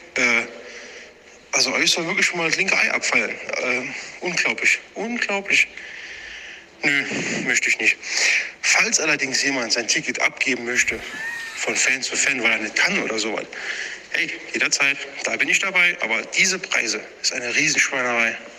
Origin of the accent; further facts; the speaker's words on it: Germany; bei uns in Deutschland